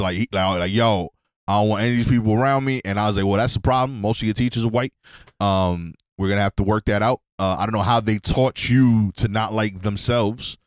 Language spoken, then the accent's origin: English; United States; as an American, um, I def, identify as black